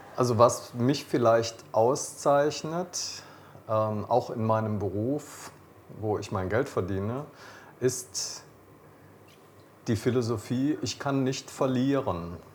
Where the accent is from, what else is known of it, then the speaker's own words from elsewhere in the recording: Rhineland, Germany; ich bin Rheinländer